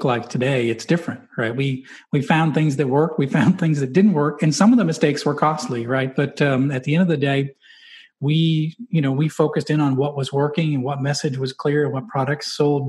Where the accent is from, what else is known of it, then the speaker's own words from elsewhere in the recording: New England, United States; I'm from New England